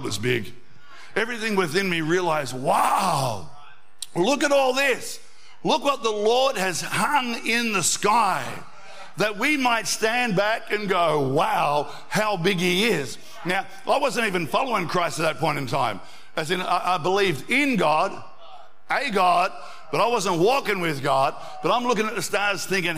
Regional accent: Albury, New South Wales, Australia; as a 14-year-old, we went out one night out to the Hume Weir, growing up in Albury

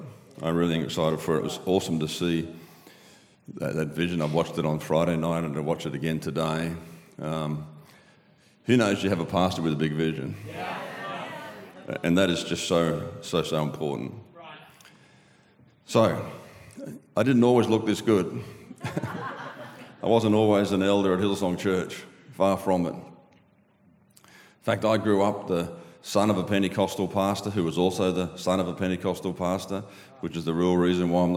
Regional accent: Australia; accent: Aussie

